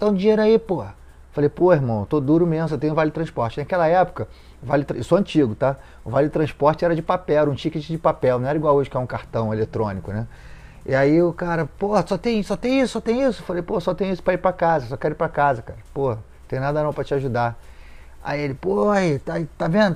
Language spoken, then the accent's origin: Portuguese; Rio de Janeiro, Brazil; desci lá no Moneró, onde eu me criei.